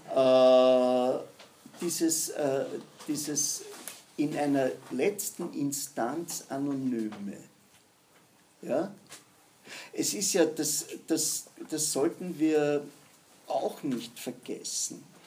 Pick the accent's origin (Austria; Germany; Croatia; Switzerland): Austria; Sind wir Österreicher